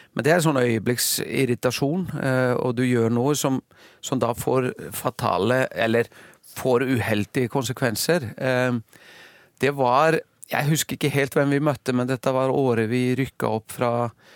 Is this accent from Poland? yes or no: no; Iceland; moved away as an adult; now in Norway; så har jeg slekt og, og familie som, som, er veldig aktive i topphåndballen hjemme på Island